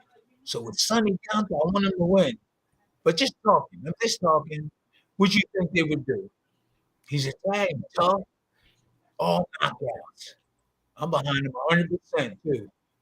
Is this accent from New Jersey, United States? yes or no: yes; New Jersey, United States; Yeah, I was born and raised in South